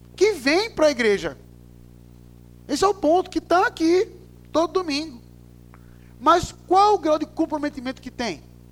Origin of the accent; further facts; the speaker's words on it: Recife, Pernambuco, Brazil; eu sou recifense